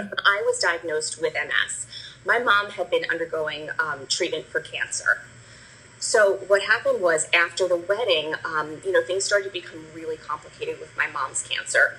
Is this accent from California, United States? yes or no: no; New Jersey, United States; moved away as an adult; now in Bucks County, Pennsylvania, United States; I grew up in New Jersey